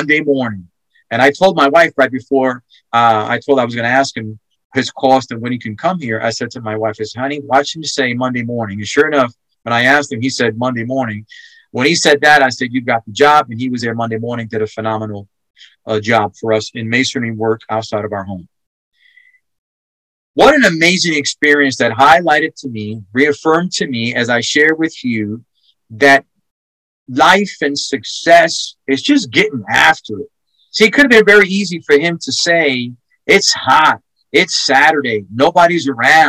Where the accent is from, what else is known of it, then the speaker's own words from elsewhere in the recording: New York, United States; now in Texas, United States; I'm from New York